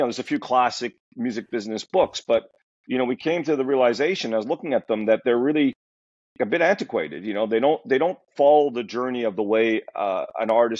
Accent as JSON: {"language": "English", "town": "Montreal", "region": "Quebec", "country": "Canada", "tie": "born or raised there", "moved": "yes", "said": "I grew up in Montreal"}